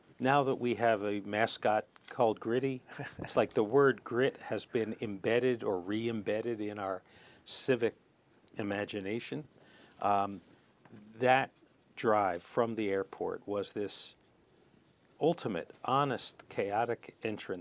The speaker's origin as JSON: {"language": "English", "town": "Philadelphia", "region": "Pennsylvania", "country": "United States", "tie": "born or raised there", "said": "I was born on Broad Street"}